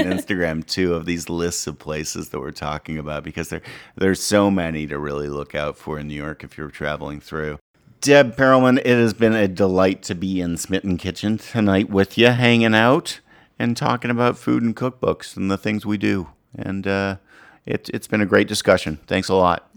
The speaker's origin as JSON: {"language": "English", "town": "Ottawa", "region": "Ontario", "country": "Canada", "tie": "born or raised there", "also_born_or_lived": "American South", "moved": "yes", "said": "I grew up in Ottawa, Canada"}